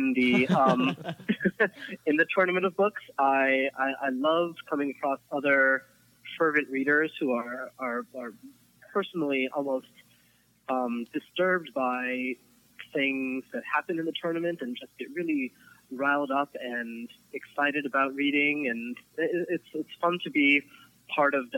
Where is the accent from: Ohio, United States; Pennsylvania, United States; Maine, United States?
Pennsylvania, United States; Philadelphia; I am from Philadelphia.